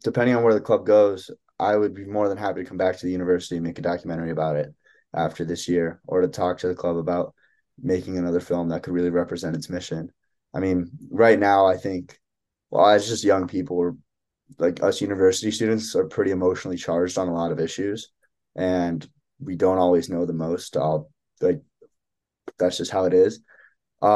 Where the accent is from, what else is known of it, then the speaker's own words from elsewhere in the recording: Evanston, Illinois, United States; moved away as an adult; also born or lived in Ann Arbor, Michigan; I'm from Evanston, Illinois. And growing up, I never had that kind of Arab identity